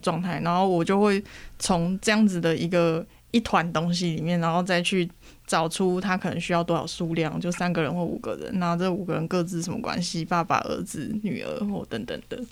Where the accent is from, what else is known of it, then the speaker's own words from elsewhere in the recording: Taiwan; 以我台湾人的这个存在跟身份